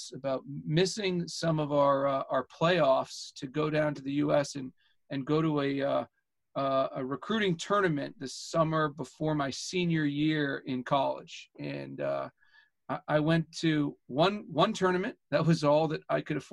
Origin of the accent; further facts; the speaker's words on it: Edmonton, Alberta, Canada; moved away; I grew up in Edmonton, Alberta, Canada